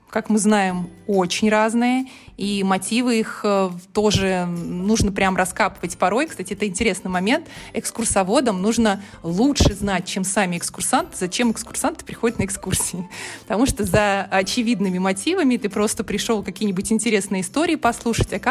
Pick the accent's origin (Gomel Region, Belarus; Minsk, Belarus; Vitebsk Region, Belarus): Minsk, Belarus; now in Tomsk, Russia; я из Минска приехала в Томск.